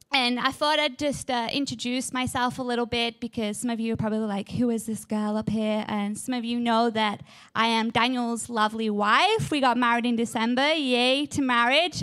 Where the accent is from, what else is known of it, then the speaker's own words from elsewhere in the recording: England, United Kingdom; I am from England. I have this amazing, beautiful accent, and in England, we love our gardens.